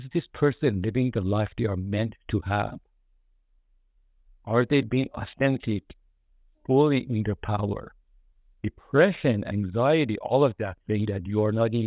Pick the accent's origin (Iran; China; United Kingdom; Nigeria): Iran; now in United States; I am from Iranian and I came to the United States.